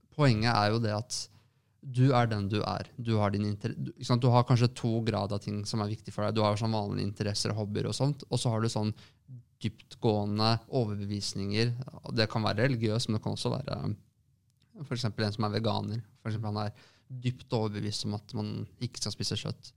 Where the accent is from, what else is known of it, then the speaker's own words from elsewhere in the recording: Lørenskog, Akershus, Norway; now in Oslo, Norway; store deler av barndommen min er fra Lørenskog